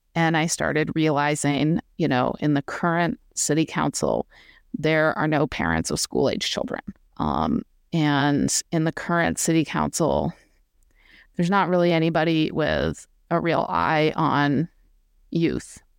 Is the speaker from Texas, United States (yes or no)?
no; Vermont, United States; now in Bloomington, United States; I'm from Vermont originally